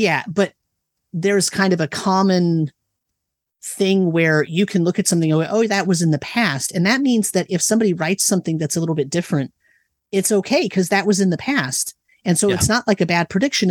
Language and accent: English; Livermore, California, United States; I grew up in Livermore, California